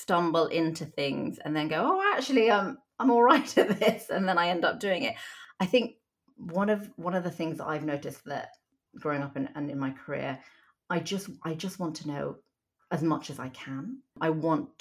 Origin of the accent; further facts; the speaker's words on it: Hong Kong; also born or lived in South Korea; now in United Kingdom; I was born in Hong Kong and I lived there and Korea for most of my childhood